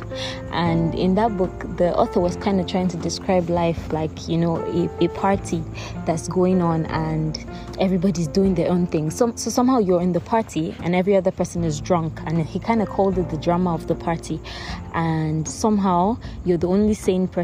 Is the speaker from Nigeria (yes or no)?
yes; Akwa Ibom, Nigeria; I am a Nigerian living in Nigeria. I'm from Akwa Ibom State